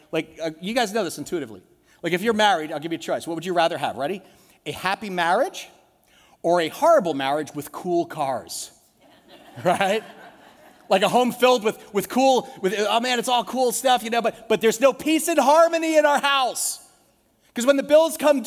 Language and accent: English; United States; As Americans